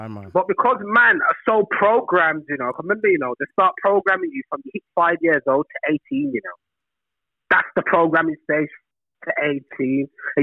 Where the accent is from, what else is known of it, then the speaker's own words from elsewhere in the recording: Birmingham, West Midlands, United Kingdom; Birmingham, fam.